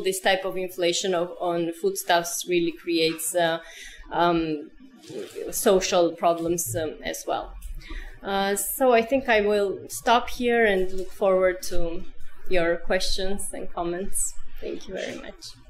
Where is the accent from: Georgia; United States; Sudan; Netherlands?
Georgia